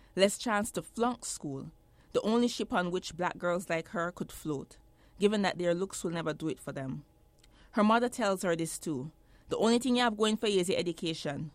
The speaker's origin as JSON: {"language": "English", "country": "Jamaica", "tie": "born or raised there", "moved": "as an adult", "lives_now": "United States", "said": "I grew up in Jamaica. I was, I lived there until I was seventeen years old."}